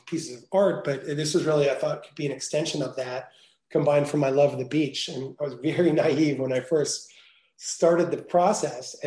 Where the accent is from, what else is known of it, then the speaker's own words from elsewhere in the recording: New Jersey, United States; moved away as an adult; also born or lived in Venice, California; I grew up in New Jersey